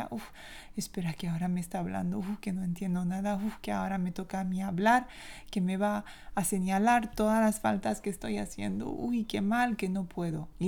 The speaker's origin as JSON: {"language": "Spanish", "country": "France", "accent": "French", "second_language": "Spanish", "said": "para mí como francesa de Francia"}